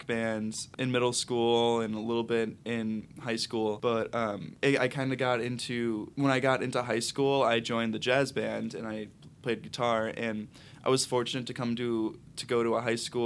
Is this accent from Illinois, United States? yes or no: yes; St. Charles, Illinois, United States; now in Chicago, United States; I grew up in St. Charles. My family lives here